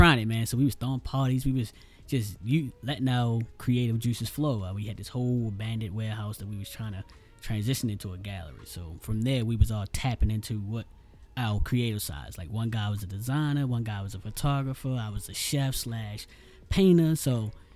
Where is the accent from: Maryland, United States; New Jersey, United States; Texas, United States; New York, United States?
Maryland, United States; Baltimore; East Baltimore, I grew up